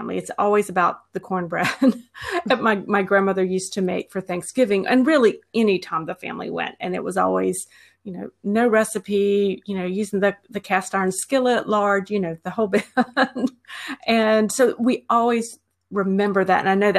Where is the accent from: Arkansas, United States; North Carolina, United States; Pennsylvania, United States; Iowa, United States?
North Carolina, United States; I grew up in North Carolina, very typical Southern type of food that you would typically serve.